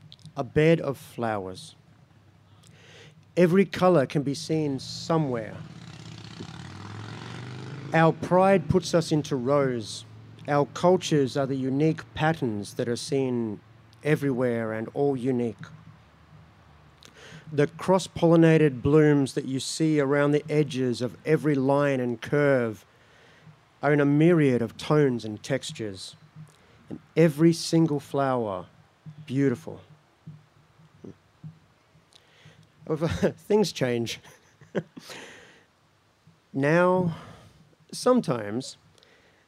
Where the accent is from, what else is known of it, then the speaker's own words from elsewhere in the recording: Mildura, Victoria, Australia; now in Kaurna land (Adelaide), Australia; that's the place I grew up, in Mildura, Victoria, the countryside